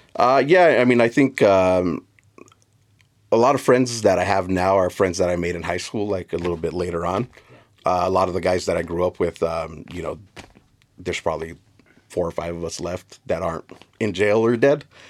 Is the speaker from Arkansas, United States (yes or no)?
no; South Gate, California, United States; I grew up in Southeast L A in a little town called Southgate, which is a direct suburb of the city of L A.